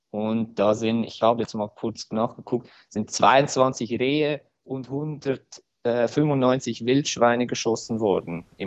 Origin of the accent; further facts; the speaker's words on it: Switzerland; Bei uns in der Schweiz hat man ja die Möglichkeit, äh, Gesetzesänderungen durch eine Initiative ähm, zu veranlassen.